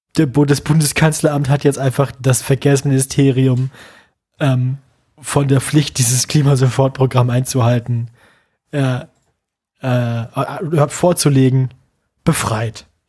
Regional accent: Bremen, Germany; meine Heimatstadt

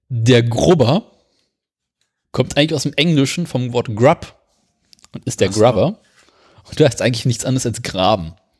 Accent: Berlin, Germany

